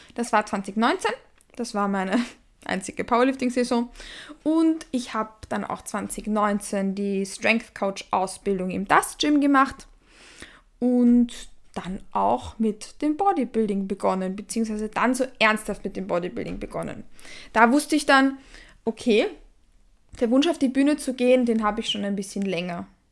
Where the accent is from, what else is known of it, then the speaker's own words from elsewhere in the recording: Vienna, Austria; Ich komme aus Wien. Ich lebe auch in Wien.